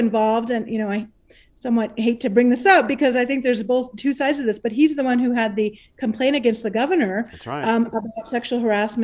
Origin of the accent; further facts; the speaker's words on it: Deming, New Mexico, United States; Deming, my hometown